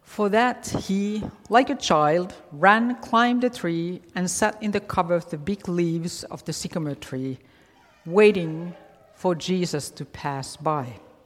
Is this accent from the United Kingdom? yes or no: no; Finland; moved away; growing up in Finland, I didn't know anything about Halloween